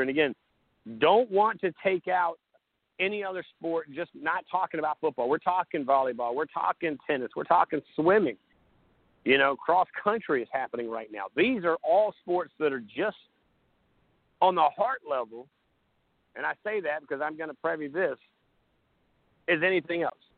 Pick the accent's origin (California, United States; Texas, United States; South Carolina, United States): South Carolina, United States; Surfside Beach; moved away; went to see my parents, did the show there in Surfside